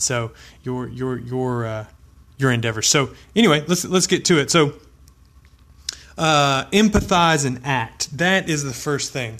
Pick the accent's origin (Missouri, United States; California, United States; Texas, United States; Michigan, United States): Texas, United States; I'm from Texas